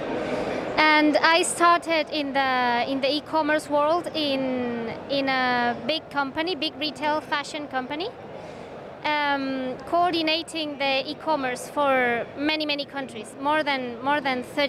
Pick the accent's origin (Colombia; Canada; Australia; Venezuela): Venezuela; English is a second language; moved away as an adult; now in Spain; back in my country. I am from Venezuela